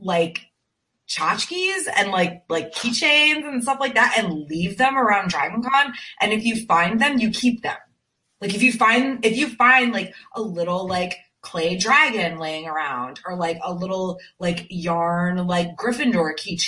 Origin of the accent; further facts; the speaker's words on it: Connecticut, United States; now in Greenville, South Carolina, United States; I'm from Connecticut originally